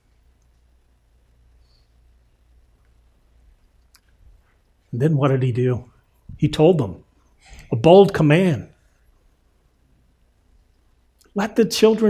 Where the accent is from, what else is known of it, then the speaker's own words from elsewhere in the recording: Indiana, United States; I grew up in Indiana